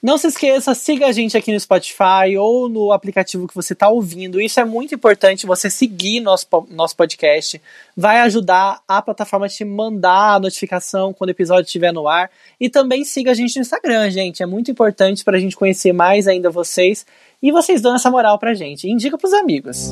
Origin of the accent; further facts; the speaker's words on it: São José dos Campos, São Paulo, Brazil; na cidade de São José dos Campos, minha cidade natal